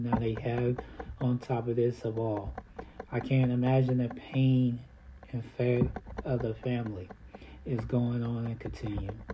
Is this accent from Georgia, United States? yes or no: no; Indiana, United States; I'm from Indiana